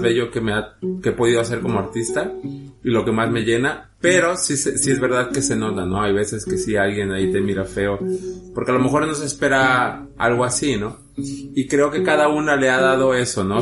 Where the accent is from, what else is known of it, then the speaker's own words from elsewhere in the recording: Guadalajara, Jalisco, Mexico; also born or lived in Mexico City; now in Madrid, Spain; Realmente nací en la Ciudad de México, pero bueno, crecí en la ciudad de Guadalajara, la perla tapatía